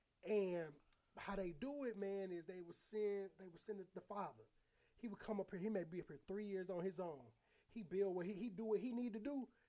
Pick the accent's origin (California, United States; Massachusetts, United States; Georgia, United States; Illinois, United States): Illinois, United States; Aurora; I grew up in Aurora, Illinois. I remember when I first was growing up, it was all like, I went to a mixed school.